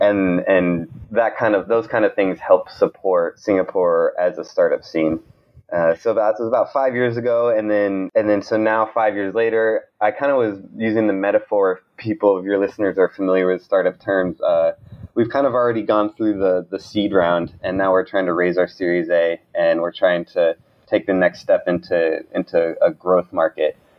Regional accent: Montana, United States; moved away as an adult; also born or lived in Oakland, California; I grew up in Montana

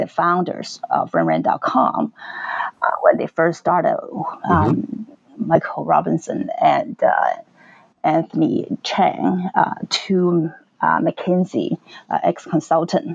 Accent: Hong Kong; I'm from Hong Kong

